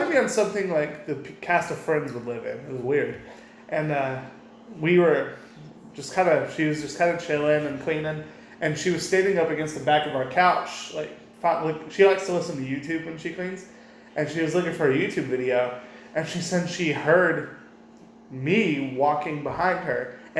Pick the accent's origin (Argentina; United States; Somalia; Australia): United States; Minnesota; I'm from Minnesota.